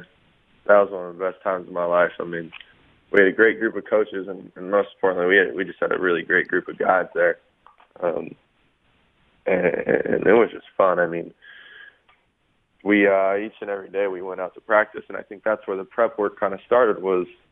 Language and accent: English; Los Angeles, California, United States; Sherman Oaks Little League.